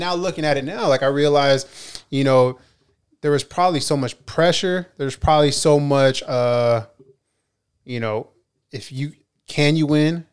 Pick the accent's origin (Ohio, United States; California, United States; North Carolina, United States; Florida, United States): California, United States; Ventura; I'm from Ventura